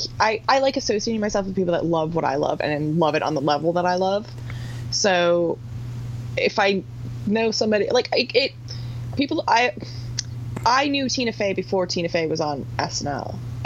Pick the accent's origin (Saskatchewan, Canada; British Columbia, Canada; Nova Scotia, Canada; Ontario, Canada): Ontario, Canada; Niagara Falls; I grew up in Niagara Falls, which is, like, 2 hours from Toronto. Like, it's, like, the biggest city to us